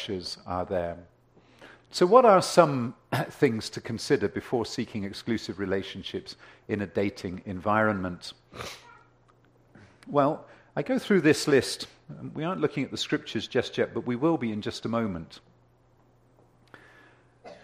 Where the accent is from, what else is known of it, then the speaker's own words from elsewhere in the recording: United Kingdom; now in Ontario, Canada; growing up in Europe